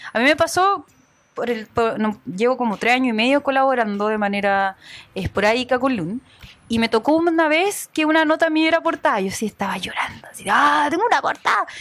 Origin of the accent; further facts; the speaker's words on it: Arica, Arica y Parinacota, Chile; soy casi de otro país, yo soy de Arica